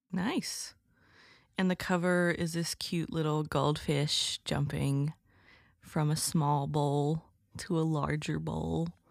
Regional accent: Alabama, United States; I'm from Alabama

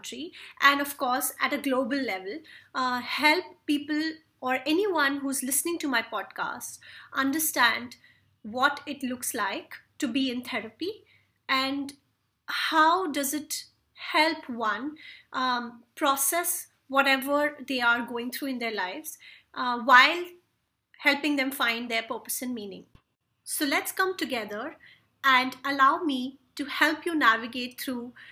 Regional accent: India; I come from India

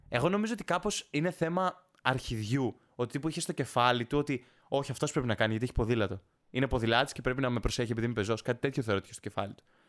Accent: Greece; η φύση μας σαν Έλληνες

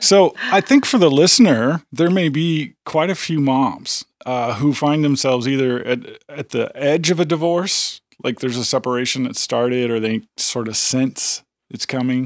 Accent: near Chicago, the Midwest, Illinois, United States; moved away as an adult; now in Tennessee, United States; I come from, you know, near Chicago. I grew up in the Midwest

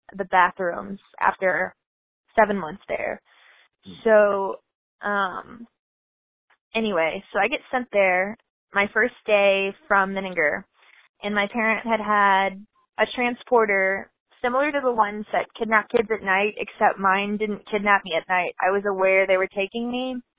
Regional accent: Texas, United States; I'm from Texas

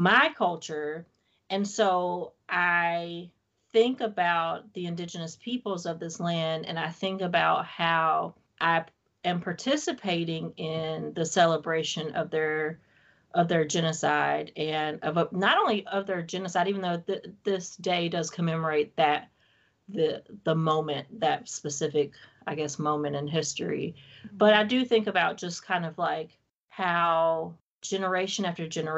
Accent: Wilmington, North Carolina, United States; moved away; I don't live in North Carolina anymore

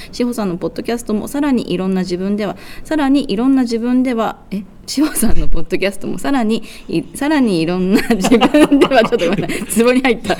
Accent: Hiroshima, Japan; 私の地元の広島

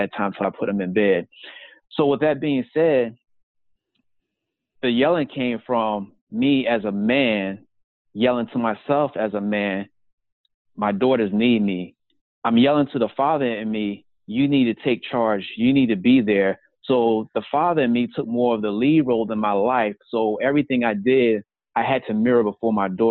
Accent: South Carolina, United States; moved away as an adult; also born or lived in Brooklyn, New York; the small town where I grew up in South Carolina.

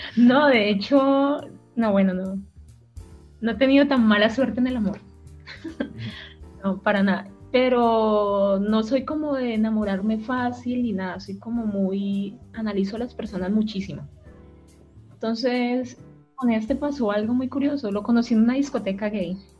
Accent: Cali, Valle del Cauca, Colombia; moved away as an adult; now in Chile; yo soy colombiana, soy caleña

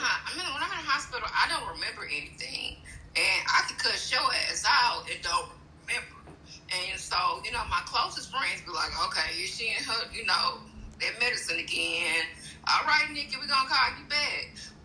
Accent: Houston, Texas, United States; Okay, I just wanted to say, I'm from Houston, and I love y'all.

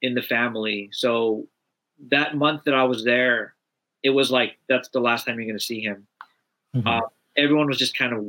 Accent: Los Angeles, California, United States; growing up

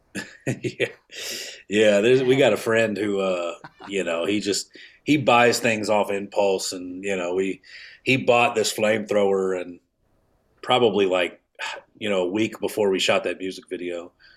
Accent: Kansas City, Missouri, United States; moved away as an adult; also born or lived in Atlanta; I'm from Kansas City

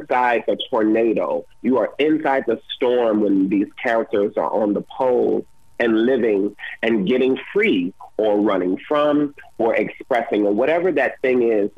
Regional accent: Detroit, Michigan, United States; I'm originally from Detroit, Michigan

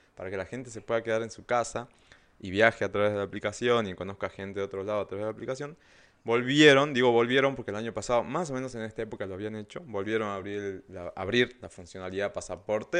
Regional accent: Argentina

